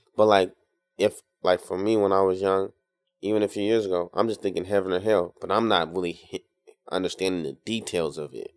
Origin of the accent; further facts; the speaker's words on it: Tacoma, Washington, United States; now in Seattle, United States; I'm from Tacoma